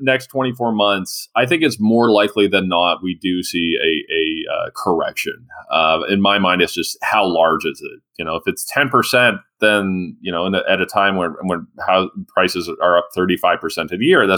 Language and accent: English; London, Ontario, Canada; I'm from London, Ontario